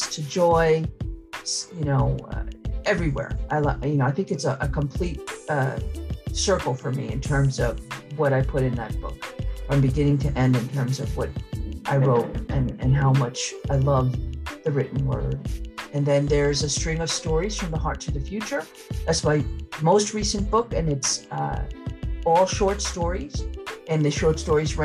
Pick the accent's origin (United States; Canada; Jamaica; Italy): United States; Mamaroneck, New York; where I grew up in the Mamaroneck, New York